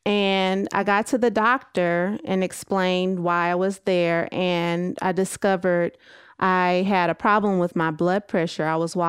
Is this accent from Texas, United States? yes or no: yes; Texas, United States; moved away as an adult; now in California, United States